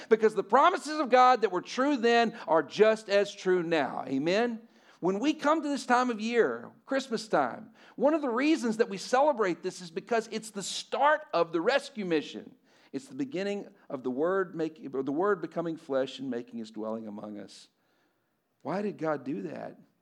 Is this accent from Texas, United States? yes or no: yes; Lubbock, Texas, United States; I'm from Lubbock